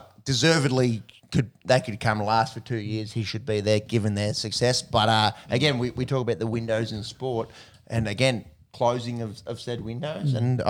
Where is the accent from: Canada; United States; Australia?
Australia; I'm an Aussie.